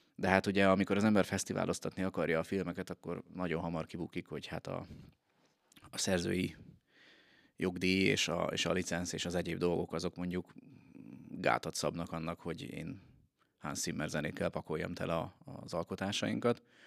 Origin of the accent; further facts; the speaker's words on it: Veszprém, Veszprém County, Hungary; de Veszprémiként